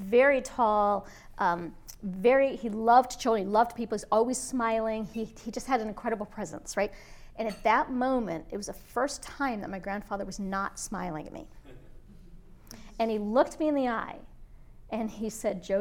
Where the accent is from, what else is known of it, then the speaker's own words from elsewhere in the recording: Erie, Pennsylvania, United States; also born or lived in upstate New York; I was born in upstate New York, and I grew up in Erie, Pennsylvania